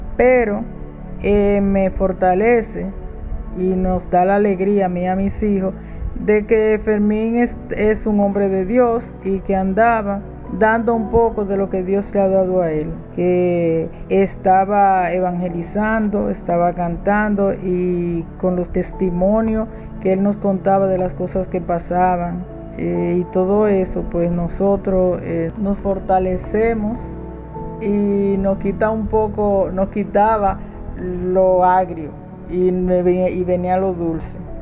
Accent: Pimentel, Duarte, Dominican Republic; now in La Romana, Dominican Republic; Soy oriunda de Pimentel, pero tengo mucho tiempo viviendo en La Romana

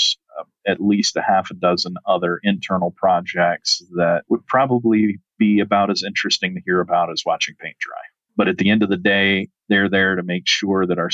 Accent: rural Southern Virginia, United States; now in Arizona, United States; I was actually born and raised on a 140-acre family

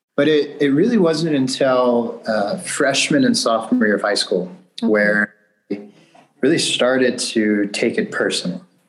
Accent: Bakersfield, California, United States; moved away as an adult; also born or lived in Willamette Valley, Oregon; now in Mount Angel, United States; I'm from Bakersfield, California. This is the south central part of California

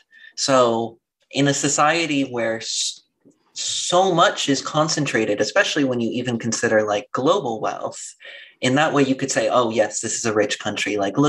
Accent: Orange County, California, United States; I grew up in Orange County

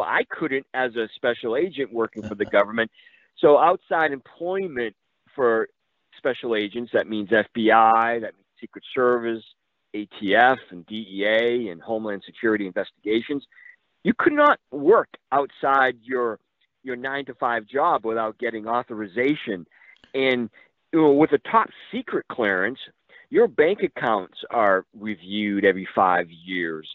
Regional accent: Massachusetts, United States; a defense contractor in Massachusetts happened to be my hometown

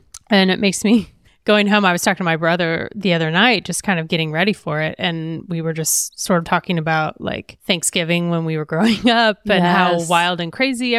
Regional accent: Midwest, United States; moved away; It was a great place to grow up.

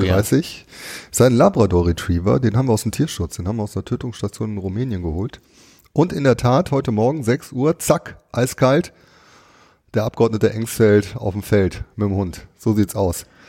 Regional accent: Duisburg, North Rhine-Westphalia, Germany; obwohl ich in Duisburg geboren bin

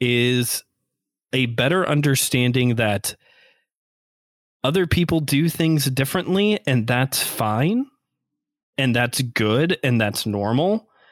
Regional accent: Northwest Indiana, United States; we're from Northwest Indiana. Go region. Yes. My boy, you're a region rat, which is what they call us out here.

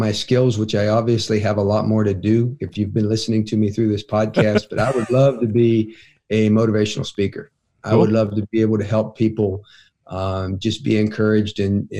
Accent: Ohio, United States; moved away; I grew up on Pepsi.

